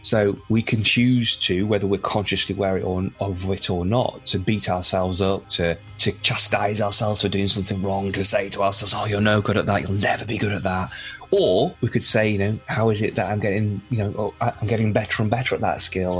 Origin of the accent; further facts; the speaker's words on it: Windermere, North West England, United Kingdom; also born or lived in Lancaster; now in North Wales, United Kingdom; originally from Lancaster in the north in northwest of England, and but spent most of my sort of childhood and early years growing up in Windermere in the Lake District.